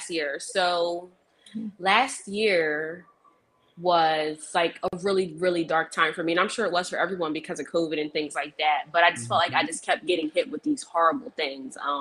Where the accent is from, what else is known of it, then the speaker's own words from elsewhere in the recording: New Jersey, United States; I'm from South Jersey